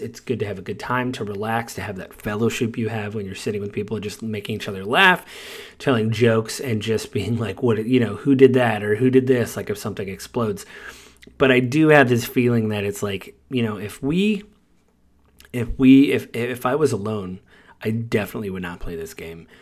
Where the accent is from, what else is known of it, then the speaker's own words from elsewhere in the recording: United States; I'm American